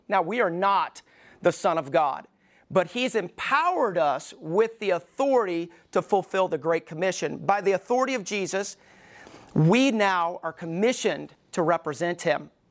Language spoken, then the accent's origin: English; Alabama, United States; moved away; I was growing up in Alabama, we didn't go to shooting ranges